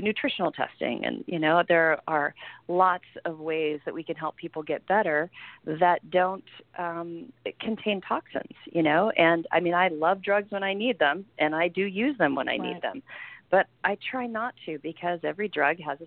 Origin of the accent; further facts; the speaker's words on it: Southern Illinois, United States; moved away as an adult; now in Santa Cruz, United States; I came to college out here, but I'm originally from Southern Illinois, and I come from families of farmers. And, you know, I spent my whole childhood in the woods